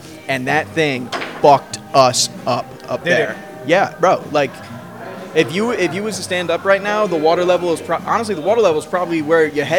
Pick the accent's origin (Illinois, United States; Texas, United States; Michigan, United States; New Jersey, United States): New Jersey, United States; now in Florida, United States; I'm from New Jersey.